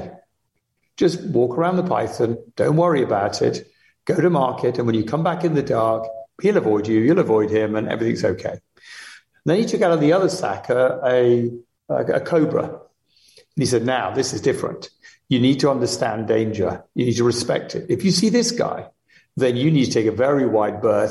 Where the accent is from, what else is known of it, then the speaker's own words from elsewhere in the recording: Limuru, Kiambu County, Kenya; moved away; also born or lived in Uganda; I was born in Uganda, but I really grew up from the age of a year and a half in Kenya, right, on a farm just outside Nairobi in a place called Lemuru.